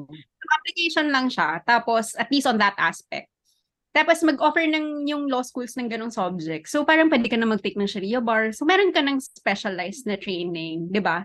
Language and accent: Tagalog; Marawi, Bangsamoro, Philippines; I'm Maranao kasi. Tapos I'm from Marawi City. And yung house namin, yung ancestral home namin is in the most affected area.